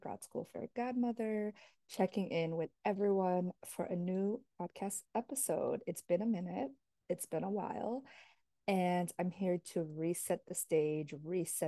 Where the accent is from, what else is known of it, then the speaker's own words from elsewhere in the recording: New Jersey, United States; also born or lived in Paraguay (ancestry) / New York City; now in Florida, United States; I grew up in New Jersey, Jersey girl forever.